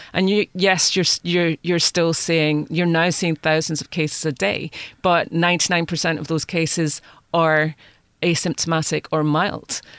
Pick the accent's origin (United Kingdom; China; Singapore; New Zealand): United Kingdom; moved away; speaking as, as a Brit